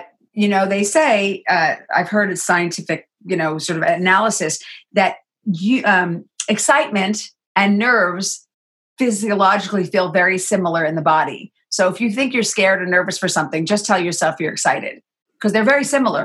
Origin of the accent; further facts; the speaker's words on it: New York City, New York, United States; I was born on the East Coast in New York